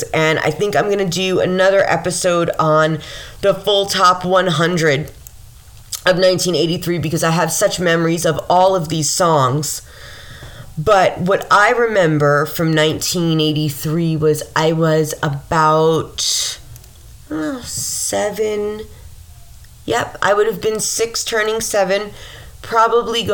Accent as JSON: {"language": "English", "town": "Mount Vernon", "region": "New York", "country": "United States", "tie": "born or raised there", "said": "growing up in Mount Vernon, a lot of people like got married to Mount Vernon people"}